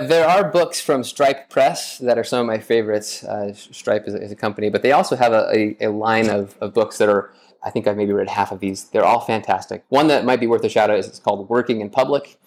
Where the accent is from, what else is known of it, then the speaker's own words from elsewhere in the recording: Las Vegas, Nevada, United States; moved away; I am originally from Las Vegas, Nevada